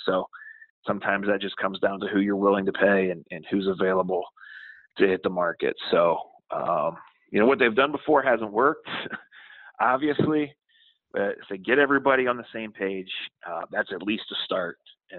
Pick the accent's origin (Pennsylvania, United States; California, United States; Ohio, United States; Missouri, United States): Ohio, United States; Akron; Well, I grew up here in Akron